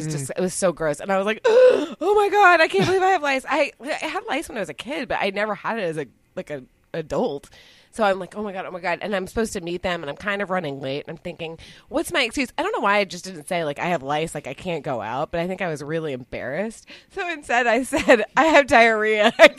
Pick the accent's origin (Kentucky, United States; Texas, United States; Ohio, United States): Texas, United States; Dallas; I came home to Dallas